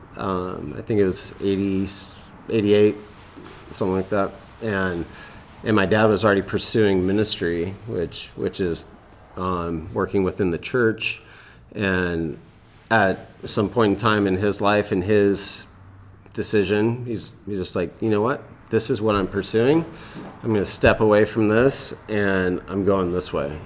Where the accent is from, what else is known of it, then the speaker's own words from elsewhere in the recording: Lakewood, California, United States; I grew up in Lakewood, California